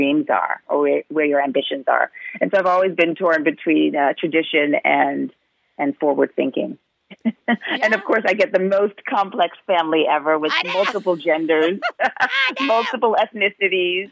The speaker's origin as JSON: {"language": "English", "town": "New York City", "region": "New York", "country": "United States", "tie": "born or raised there", "said": "I grew up in New York, in Manhattan, you know, in the 70s, 80s, and 90s"}